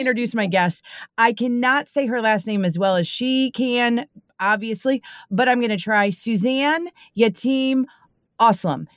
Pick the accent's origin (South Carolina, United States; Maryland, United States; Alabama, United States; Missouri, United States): Missouri, United States; St. Louis; I am from the Saint Louis area